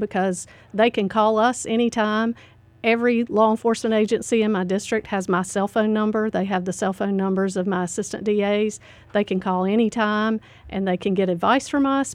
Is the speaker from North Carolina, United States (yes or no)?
yes; Statesville, North Carolina, United States; I grew up in Statesville. I went to Statesville Senior High